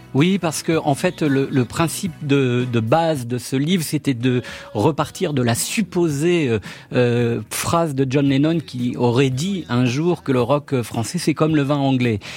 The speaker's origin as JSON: {"language": "French", "town": "Grenoble", "region": "Auvergne-Rhône-Alpes", "country": "France", "tie": "born or raised there", "said": "moi, j'ai grandi à Grenoble"}